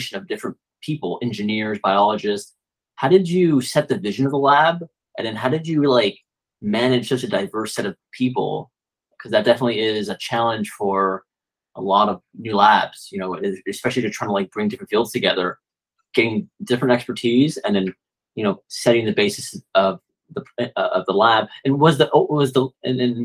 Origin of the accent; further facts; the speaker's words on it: California, United States; I grew up in California